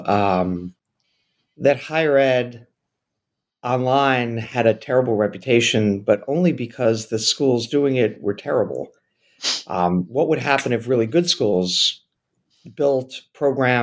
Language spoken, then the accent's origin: English; New York City, New York, United States; I grew up in New York City